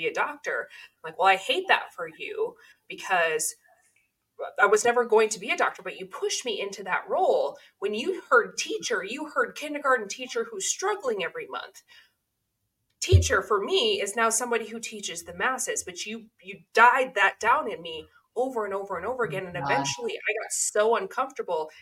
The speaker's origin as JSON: {"language": "English", "town": "Oceanside", "region": "California", "country": "United States", "tie": "born or raised there", "said": "I grew up in Oceanside, California"}